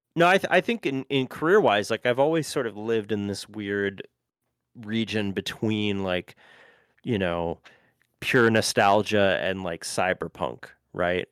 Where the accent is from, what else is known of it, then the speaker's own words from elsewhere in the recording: Cleveland, Ohio, United States; now in Nashville, United States; I grew up in Cleveland